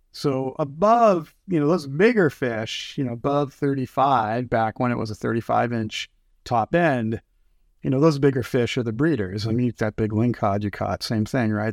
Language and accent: English; East Coast, United States; also born or lived in Cape Cod; now in Puget Sound, United States; I grew up on the East Coast. My folks are still there. We have a place on the, on Cape Cod.